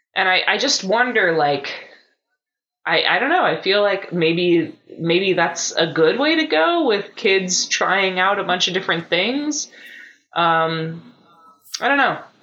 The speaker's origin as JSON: {"language": "English", "country": "United States", "said": "as an American"}